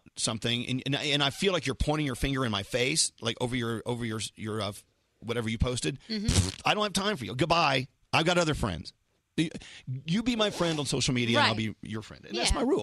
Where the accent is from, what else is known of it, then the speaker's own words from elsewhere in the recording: New York City, New York, United States; I'm a New Yorker.